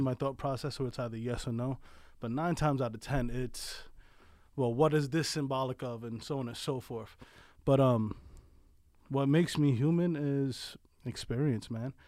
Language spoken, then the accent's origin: English; New York City, New York, United States; moved away as an adult; also born or lived in Colorado / Pennsylvania; now in Delaware County, Pennsylvania, United States; Born and raised in the South Bronx, Sunview Projects